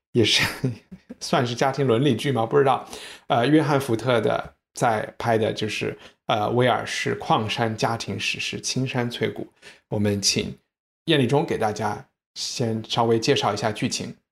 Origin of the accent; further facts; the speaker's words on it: China; 是不是我们中国人之前有的那种礼仪的